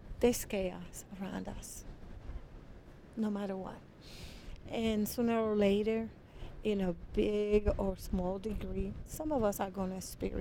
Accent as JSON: {"language": "English", "country": "Puerto Rico", "tie": "born or raised there", "moved": "yes", "lives_now": "Milwaukee, United States", "said": "I grew up in Puerto Rico"}